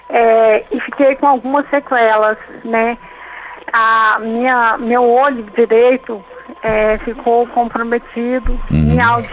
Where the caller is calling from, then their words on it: Brasília, Federal District, Brazil; Brasília, Distrito Federal.